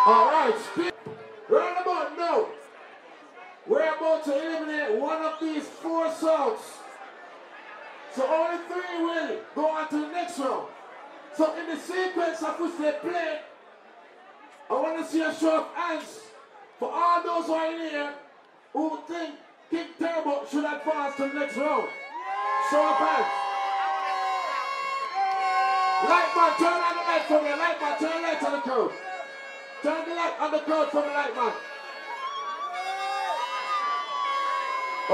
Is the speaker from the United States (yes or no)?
no; Jamaica; I am from Jamaica.